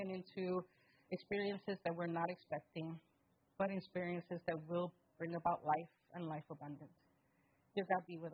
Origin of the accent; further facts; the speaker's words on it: New York City, New York, United States; I'm from the Bronx